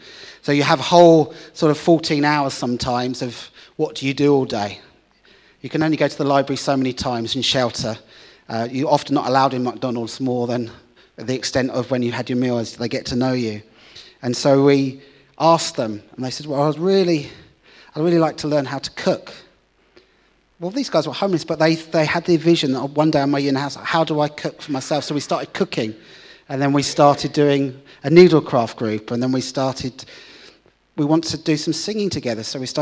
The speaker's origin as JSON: {"language": "English", "town": "Hull", "region": "Yorkshire and the Humber", "country": "United Kingdom", "said": "So I'm from Hull, a city in the north of the UK."}